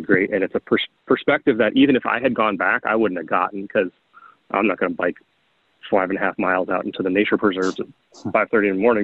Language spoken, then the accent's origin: English; Iowa, United States; moved away; I grew up in the Midwest as well. I grew up in Iowa